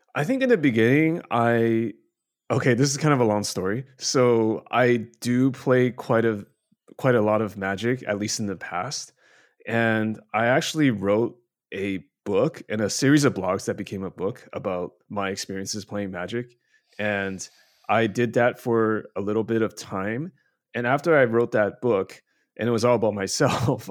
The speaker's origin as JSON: {"language": "English", "country": "Canada", "tie": "born or raised there", "moved": "yes", "lives_now": "China", "said": "I grew up in Canada, uh, now live in mainland China."}